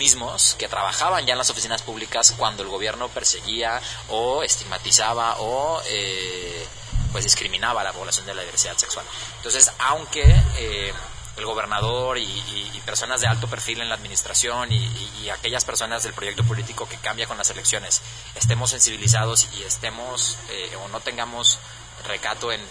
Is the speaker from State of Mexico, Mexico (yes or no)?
no; Jalisco, Mexico; que somos eh, de Jalisco, que vivimos en Jalisco, que siempre hemos estado aquí, que siempre estaremos aquí